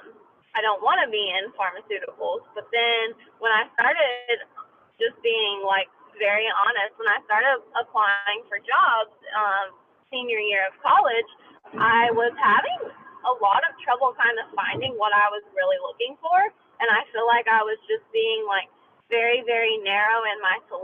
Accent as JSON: {"language": "English", "region": "North Carolina", "country": "United States", "tie": "born or raised there", "said": "I was born and raised in North Carolina, and I don't intend, you know, on leaving North Carolina."}